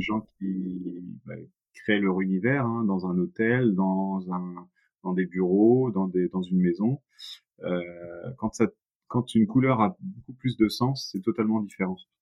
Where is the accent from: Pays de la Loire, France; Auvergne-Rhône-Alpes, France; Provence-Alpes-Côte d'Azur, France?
Pays de la Loire, France; Nantes; je suis nantais